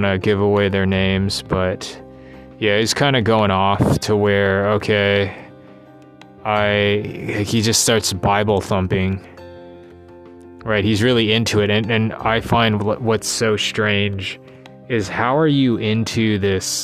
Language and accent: English; United States; accent: American English; first language English; I grew up American English native